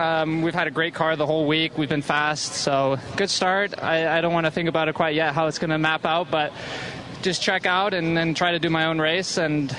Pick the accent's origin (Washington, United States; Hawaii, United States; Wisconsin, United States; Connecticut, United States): Washington, United States; Seattle; I grew up in Seattle